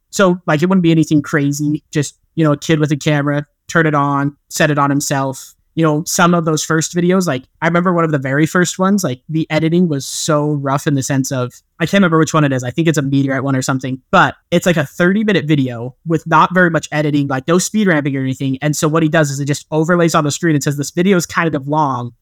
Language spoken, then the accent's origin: English; rural eastern Utah, United States; I grew up, like, in Utah, but in a more rural part of Utah